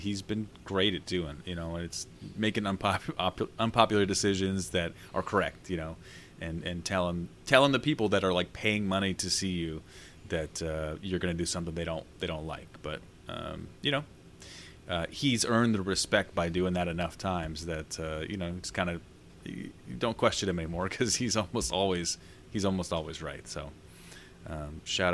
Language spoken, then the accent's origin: English; Indiana, United States; as a kid, you know, growing up in Indiana